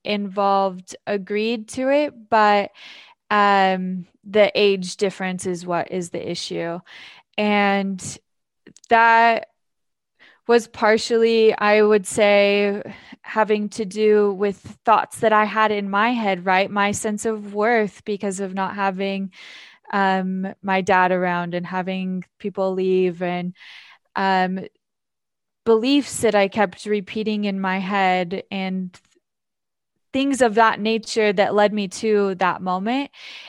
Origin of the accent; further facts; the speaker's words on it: Filer, Idaho, United States; I'm from Idaho. I'll start there. Mm-hmm. I'm from a small town in Filer, Idaho, and I grew up in what you could say is a toxic environment.